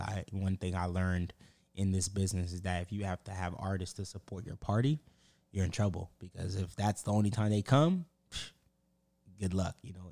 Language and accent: English; Pompano Beach, Florida, United States; I'm from Broward, like Pompano